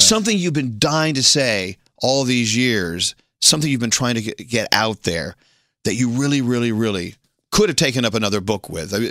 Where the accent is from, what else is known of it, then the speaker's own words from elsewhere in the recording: Texas, United States; I, was born and raised in Texas and here from the United States